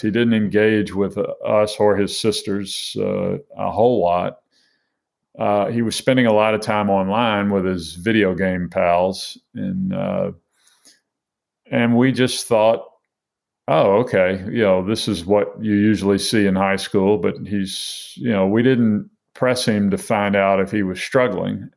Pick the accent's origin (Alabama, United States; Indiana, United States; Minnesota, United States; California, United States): Alabama, United States; Mobile; I grew up in Mobile, Alabama